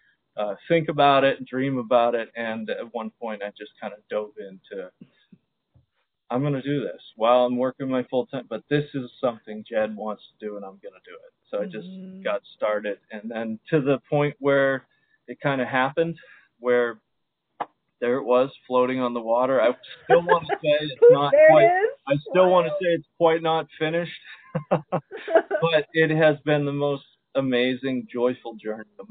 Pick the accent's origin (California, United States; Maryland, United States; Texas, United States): Maryland, United States; Baltimore; also born or lived in Zambia; when I came back from Zambia and began to try and find joy in Baltimore again